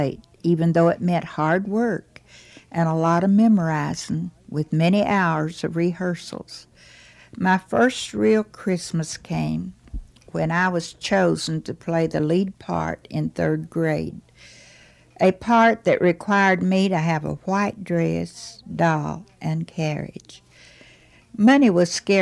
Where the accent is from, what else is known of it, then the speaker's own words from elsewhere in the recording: Dorchester, Virginia, United States; now in Wise, Virginia, United States; When I was growing up in Dorchester, Virginia